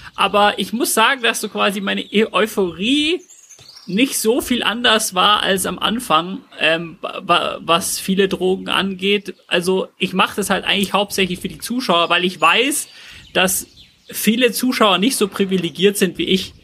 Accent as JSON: {"language": "German", "town": "Glonn", "region": "Bavaria", "country": "Germany", "tie": "born or raised there", "said": "in Glonn gemacht, bei dem Ort, wo ich aufgewachsen bin."}